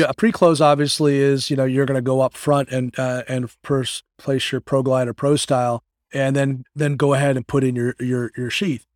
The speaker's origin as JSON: {"language": "English", "area": "Connecticut, Massachusetts area", "region": "Northeast", "country": "United States", "tie": "born or raised there", "moved": "yes", "lives_now": "Bradenton, United States", "said": "I hail from the Northeast. I, I kinda grew up in, uh, in Connecticut, Massachusetts area"}